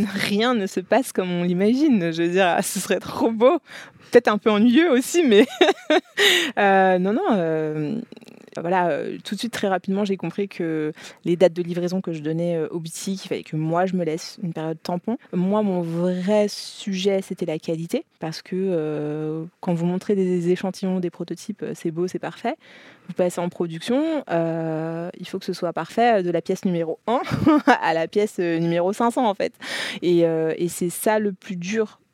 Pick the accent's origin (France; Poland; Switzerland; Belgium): France; je suis née, j'ai grandi en France